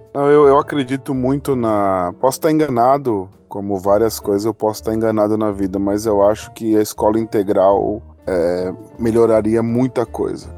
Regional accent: Mauá, São Paulo, Brazil; moved away as an adult; eu passei a, a, vida no meio da violência, né? Então faz 10 anos que eu saí da Grande São Paulo

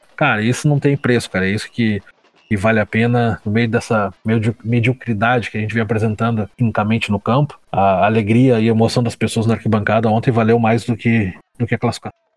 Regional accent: Pelotas, Rio Grande do Sul, Brazil; now in Joinville, Brazil; eu tô longe de Pelotas, eh, saí de Pelotas há 17, 18 anos já

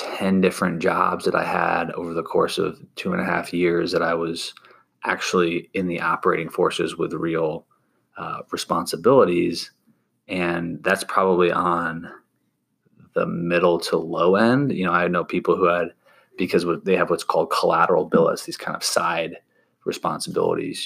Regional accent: Sandy Springs, Georgia, United States; originally born and raised in Sandy Springs, Georgia, which is a suburb just north of Atlanta

